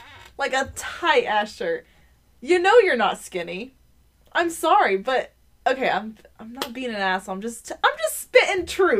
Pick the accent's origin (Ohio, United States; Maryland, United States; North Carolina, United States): Maryland, United States; Baltimore; it's because I'm from Baltimore.